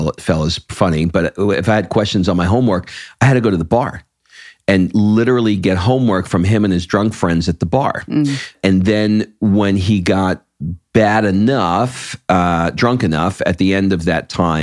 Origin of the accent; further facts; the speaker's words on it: New York, United States; I grew up in New York